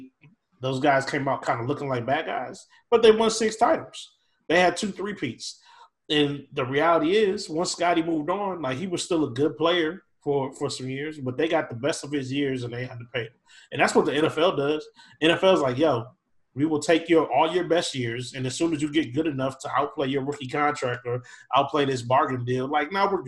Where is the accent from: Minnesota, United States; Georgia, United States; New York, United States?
Minnesota, United States; Minneapolis; I grew up in Minneapolis, Minnesota